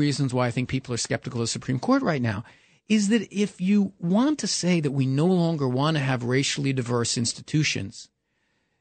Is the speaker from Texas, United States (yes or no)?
no; New York City, New York, United States; growing up in New York City